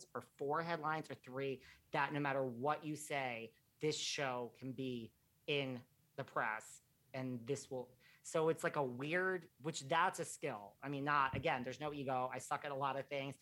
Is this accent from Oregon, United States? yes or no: no; New York, United States; I'm from New York